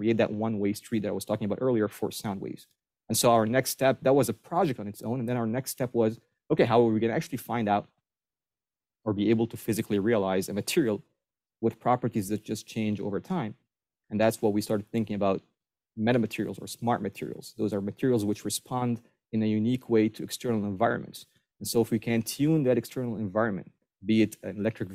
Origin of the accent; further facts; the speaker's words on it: Egypt; moved away as an adult; also born or lived in Maryland, United States; now in Buffalo, United States; I was born and raised in Egypt, spent all my teenage years and my college years in Egypt